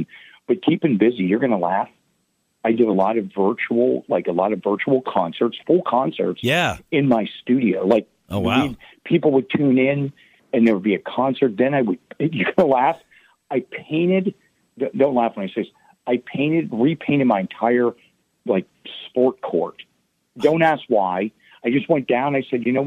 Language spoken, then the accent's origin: English; Pittsburgh, Pennsylvania, United States; I'm from Pittsburgh